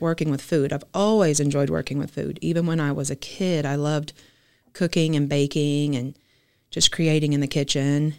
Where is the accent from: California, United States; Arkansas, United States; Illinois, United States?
Arkansas, United States; Fort Smith; also born or lived in Rogers, Arkansas; I'm originally from Fort Smith, Arkansas, just an hour south of here.